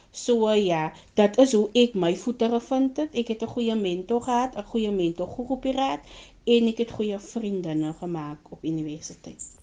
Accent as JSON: {"language": "Afrikaans", "town": "Malmesbury", "region": "Western Cape", "country": "South Africa", "said": "Ek is van Mamesbury"}